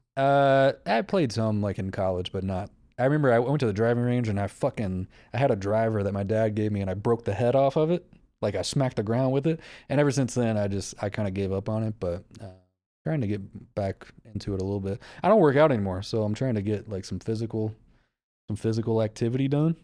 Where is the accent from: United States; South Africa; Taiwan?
United States; the South; I'm from the South.